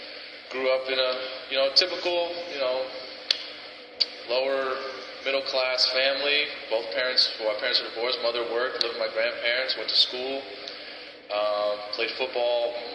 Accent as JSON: {"language": "English", "region": "South Florida", "country": "United States", "tie": "born or raised there", "said": "Growing up in South Florida, it's about 90 degrees all year round"}